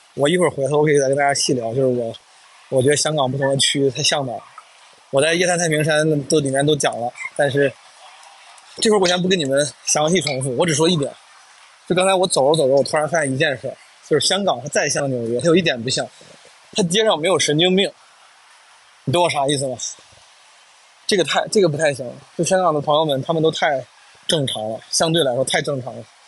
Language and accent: Chinese; Henan, China; accent: Henan dialect; first language Henan dialect (Mandarin); 我至少是先倾向于用普通话、河南话这样的母语